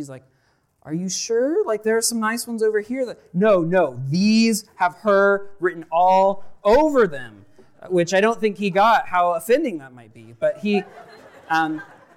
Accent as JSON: {"language": "English", "town": "Nampa", "region": "Idaho", "country": "United States", "said": "I'm from the Nampa area"}